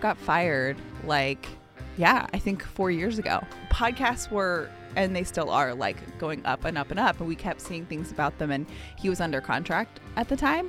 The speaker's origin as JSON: {"language": "English", "town": "Atlanta", "region": "Georgia", "country": "United States", "tie": "born or raised there", "said": "I grew up in Atlanta"}